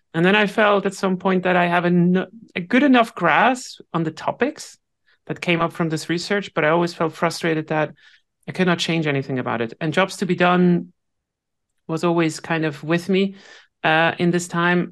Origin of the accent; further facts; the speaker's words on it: Switzerland; I'm Swiss